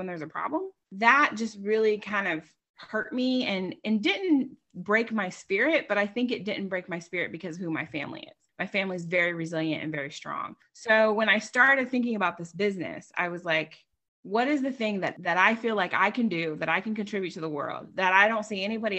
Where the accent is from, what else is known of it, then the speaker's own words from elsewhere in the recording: Long Island, New York, United States; now in Wilmington, United States; I grew up in Long Island, New York.